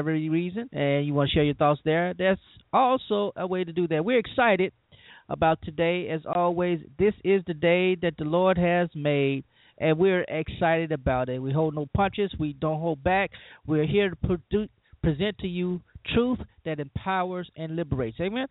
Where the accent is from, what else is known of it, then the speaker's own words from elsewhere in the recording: Louisiana, United States; now in Mississippi, United States; I live in the South. I'm from Louisiana, and I live in Mississippi now